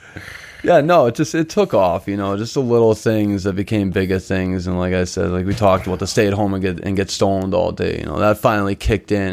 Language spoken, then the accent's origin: English; Boston, Massachusetts, United States; also born or lived in Chelsea, Massachusetts; grew up in Charlestown. I was brought up in Charlestown.